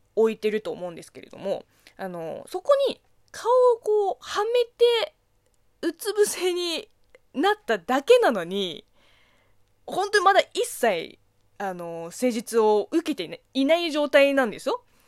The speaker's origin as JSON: {"language": "Japanese", "country": "China", "tie": "born or raised there", "said": "中 国生まれ、中国育ちの私"}